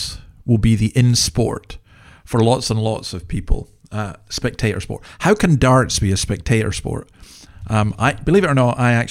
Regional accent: Scotland, United Kingdom; as a Scotsman

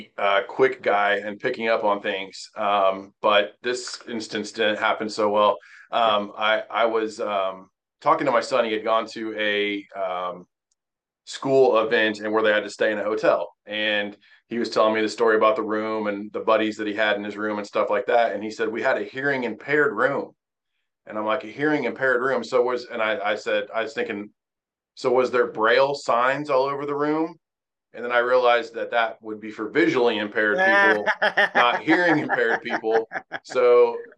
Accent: Terre Haute, Indiana, United States; moved away as an adult; also born or lived in Wabash, Indiana; now in Mooresville, United States; grew up in Terre Haute, Indiana, which is on the western edge of the state

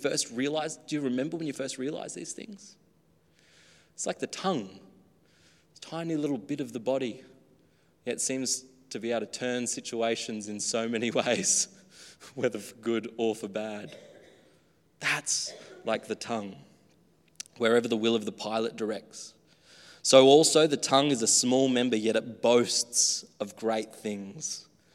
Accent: Australia; Growing up in the country, I guess here too, very native land, Australia

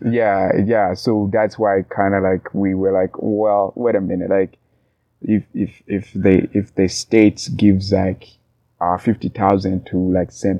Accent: Tanzania; moved away; also born or lived in Burundi; I was born and grew up in Tanzania, but I'm native to Burundi.

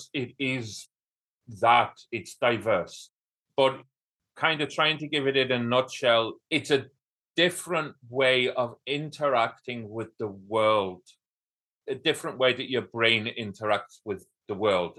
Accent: North Wales, United Kingdom; now in Kilkenny, Ireland; From North Wales, and I live in Southeast Ireland near a town called Kilkenny.

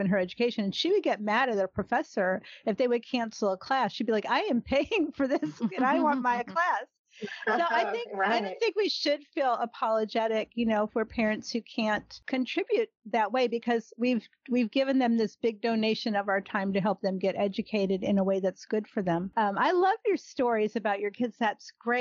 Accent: Cleveland, Ohio, United States; moved away as an adult; now in Texas, United States; I grew up in Cleveland, Ohio, and I remember when I moved to Texas, I was 19

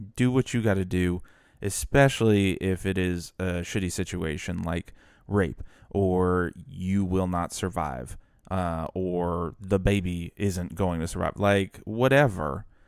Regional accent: New Orleans, Louisiana, United States; I grew up in the New Orleans metro area

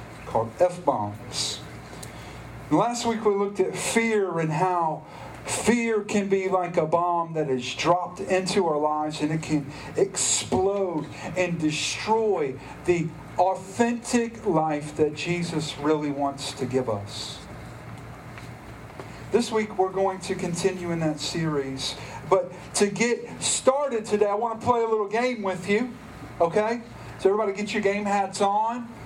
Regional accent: Stanly County, North Carolina, United States; we're from Stanley County

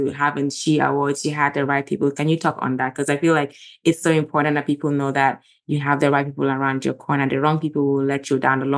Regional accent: Gambia; moved away; growing up in Gambia, I'm a pastor's daughter

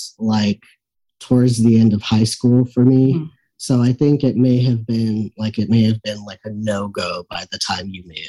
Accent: the Valley, Texas, United States; moved away as an adult; I had been out of the Valley for a while, but still had many ties, of course.

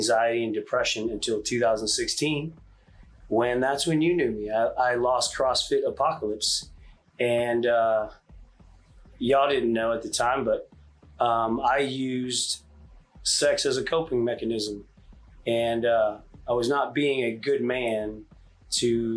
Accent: Richardson, Texas, United States; also born or lived in Hawaii; we moved to Texas when I was five, and graduated Richardson High School in '96

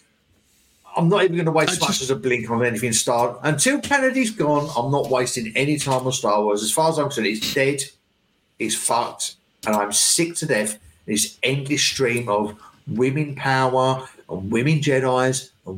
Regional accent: England, United Kingdom; as an Englishman

